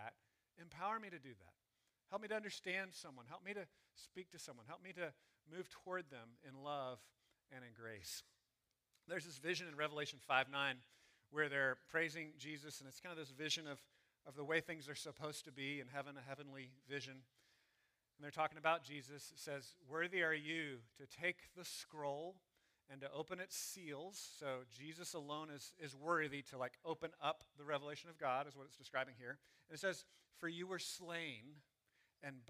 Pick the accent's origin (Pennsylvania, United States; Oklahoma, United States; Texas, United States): Texas, United States; I'm glad I'm a Texan. I'm glad I'm an American. You know, I'm happy about the tribes that I grew up